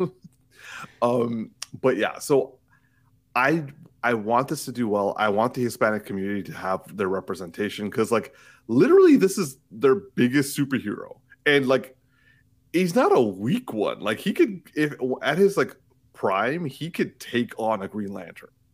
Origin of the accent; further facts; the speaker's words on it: Markham, Ontario, Canada; I'm from Markham